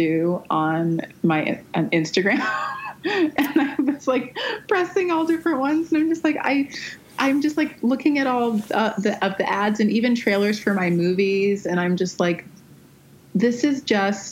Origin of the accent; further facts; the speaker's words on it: Windsor, Ontario, Canada; now in Los Angeles, United States; I am from Windsor, Ontario